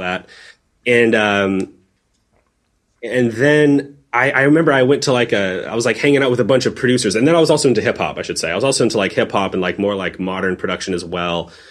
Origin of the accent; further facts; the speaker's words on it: San Diego, California, United States; growing up in San Diego, when I was like in high school